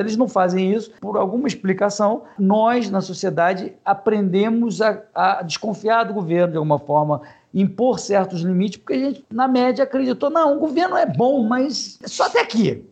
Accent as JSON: {"language": "Portuguese", "country": "Brazil"}